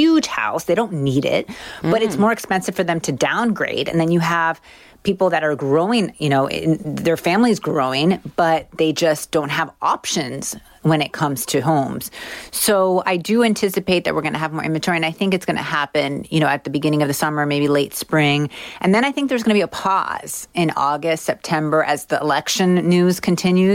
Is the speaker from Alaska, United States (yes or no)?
no; Miami, Florida, United States; I'm from Miami